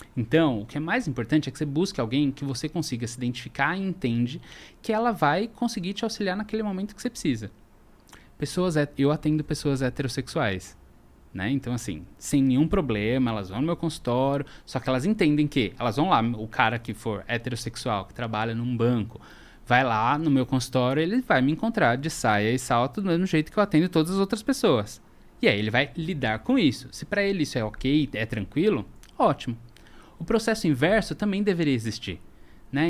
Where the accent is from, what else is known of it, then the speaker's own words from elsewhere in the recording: São Paulo, Brazil; sou daqui de São Paulo